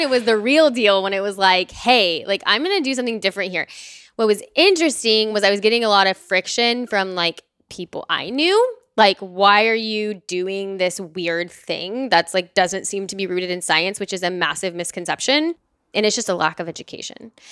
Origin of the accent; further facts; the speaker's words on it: Dallas, Texas, United States; now in Austin, United States; I'm from Dallas, Texas. I live here in Austin